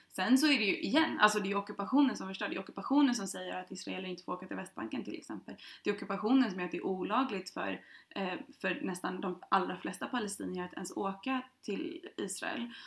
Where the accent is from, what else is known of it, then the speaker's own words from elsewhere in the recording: Sweden; jag som svensk